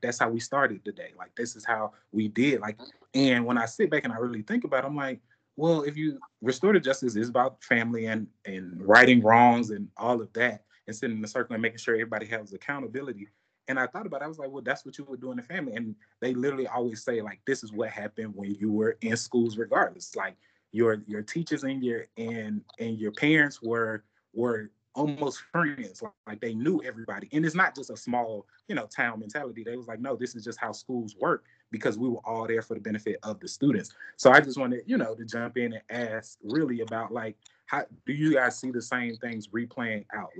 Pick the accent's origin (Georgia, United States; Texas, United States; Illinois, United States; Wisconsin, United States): Georgia, United States; Atlanta; You know, I admire anybody who comes from Mississippi because I'm from Atlanta.